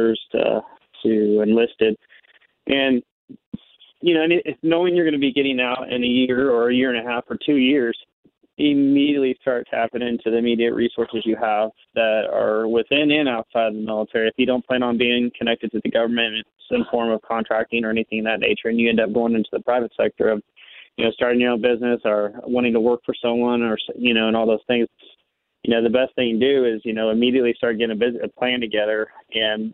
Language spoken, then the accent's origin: English; Kansas City, Missouri, United States; I'm from Kansas City, Missouri. I grew up here my whole life